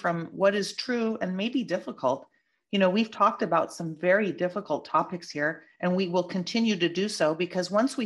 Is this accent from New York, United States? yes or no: no; California, United States; I'm a Californian native